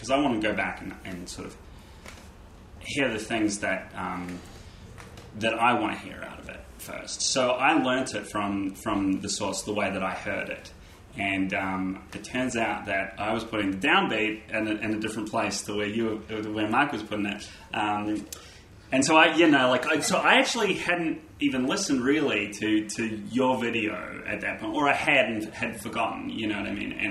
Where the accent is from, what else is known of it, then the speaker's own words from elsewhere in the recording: New Zealand; and I'm from New Zealand.